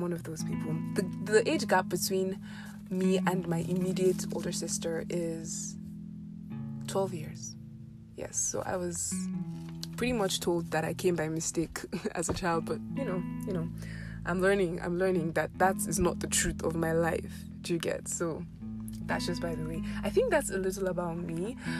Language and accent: English; Abuja, Federal Capital Territory, Nigeria; also born or lived in Ekiti State; I was born and raised in Abuja.